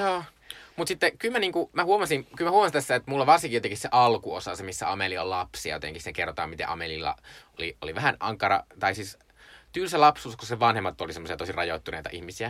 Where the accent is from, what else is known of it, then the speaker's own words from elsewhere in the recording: Joensuu, North Karelia, Finland; mä olin siis Joensuusta kotoisin, Joensuu on aika pieni kaupunki